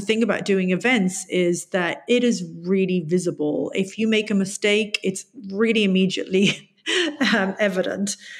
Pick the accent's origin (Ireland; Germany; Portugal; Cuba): Ireland; Tipperary, Munster; it's in my hometown